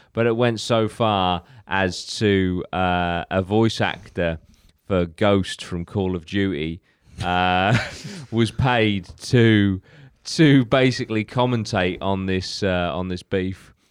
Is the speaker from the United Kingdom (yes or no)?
yes; Cornwall, South West England, United Kingdom; we actually have our own version in Cornwall called Owlman.